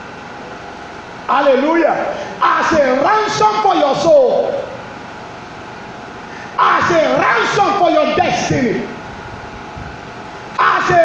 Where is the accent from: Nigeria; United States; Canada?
Nigeria; Yorubaland; I'm from Yoruba land